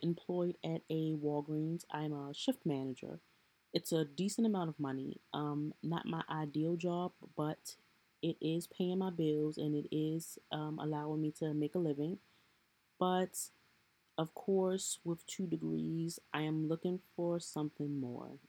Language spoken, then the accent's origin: English; Baltimore, Maryland, United States; I am from Baltimore, Maryland.